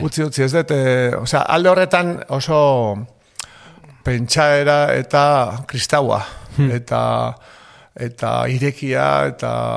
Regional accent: Lasarte-Oria, Basque Country, Spain; born or raised there; also born or lived in Hernani

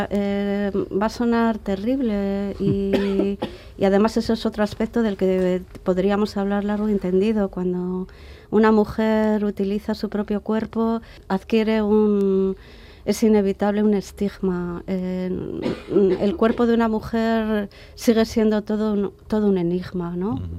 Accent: Bilbao, Basque Country, Spain; Bilbao era mi ciudad es mi ciudad de origen.

